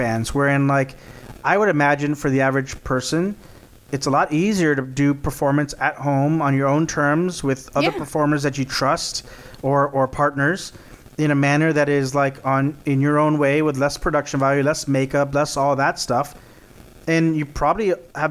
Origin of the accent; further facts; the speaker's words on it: Texas, United States; my home state, Texas.